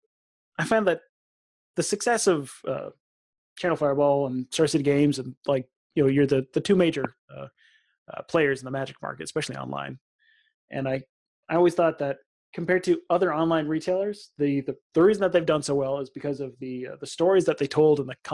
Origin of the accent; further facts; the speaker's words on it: Canada; being Canadian